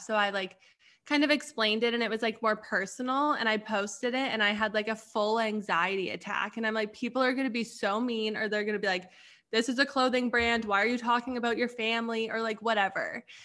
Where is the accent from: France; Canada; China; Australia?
Canada; moved away as an adult; also born or lived in Arizona; so I got sent back home to Canada. And I got sent back home to my hometown